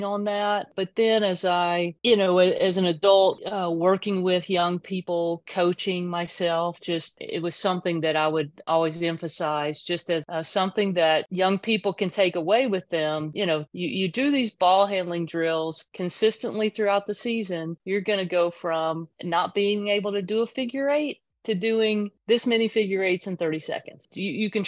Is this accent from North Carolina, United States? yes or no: yes; Kannapolis, North Carolina, United States; I grew up in a small town in North Carolina, Kannapolis, North Carolina.